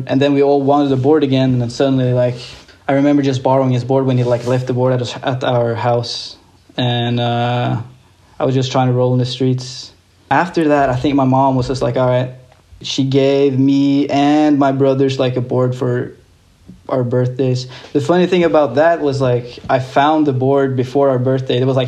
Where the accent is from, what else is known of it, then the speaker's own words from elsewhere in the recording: Larvik, Vestfold, Norway; I grew up in a little town called Larvik.